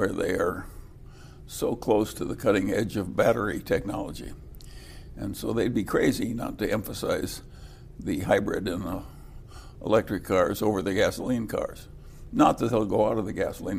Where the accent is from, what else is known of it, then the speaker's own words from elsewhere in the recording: California, United States; I come from California